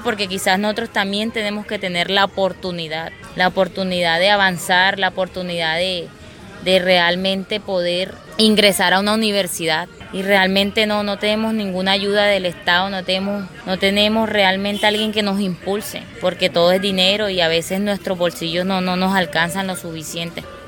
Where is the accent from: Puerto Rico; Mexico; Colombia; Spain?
Colombia; first language Inga; Spanish is a second language; now in Barranquilla, Colombia; nosotros como colombianos, origen colombiano indígena